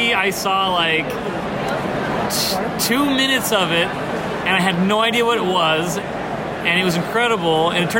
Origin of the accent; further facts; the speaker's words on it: Utah, United States; now in Southern California, United States; Originally, I'm from Utah, and I'm living in Southern California right now.